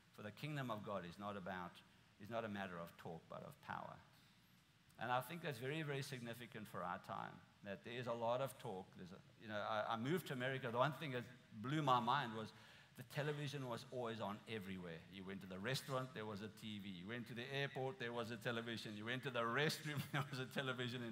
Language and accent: English; South Africa; moved away as an adult; now in United States; I'm from South Africa